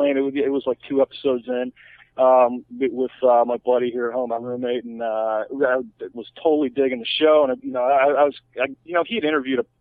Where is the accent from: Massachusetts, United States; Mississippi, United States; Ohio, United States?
Ohio, United States; Toledo; moved away as an adult; also born or lived in Chicago; now in California, United States; I'm from Toledo, Ohio